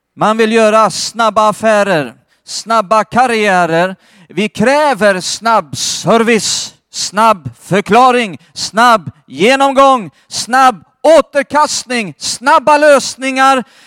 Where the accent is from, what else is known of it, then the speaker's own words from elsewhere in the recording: Skåne, Sweden; Jag har vuxit upp i Skåne